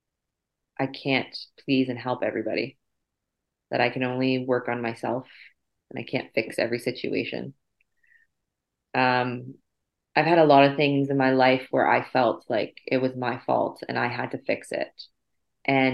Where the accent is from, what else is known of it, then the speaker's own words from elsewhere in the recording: Windsor, Ontario, Canada; I was born in Windsor, Ontario. Raised in Windsor, Ontario. Haven't left.